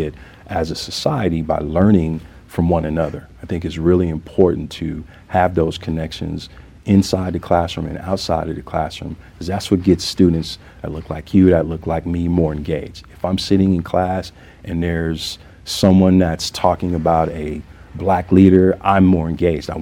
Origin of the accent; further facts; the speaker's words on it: the South, United States; now in Denver, United States; I'm from the South, and I grew up knowing that it takes a village to raise a child